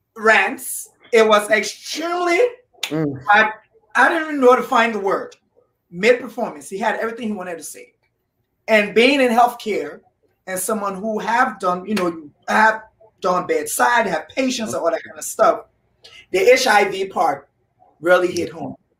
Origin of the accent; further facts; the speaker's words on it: Liberia; I am from Liberia, West Africa.